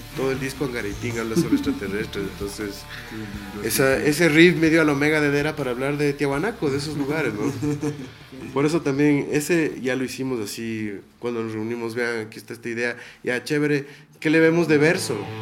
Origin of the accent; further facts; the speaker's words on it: Ibarra, Imbabura, Ecuador; Nosotros dos nos criamos en Ibarra, mi hermano, el baterista y yo, somos hermanos primero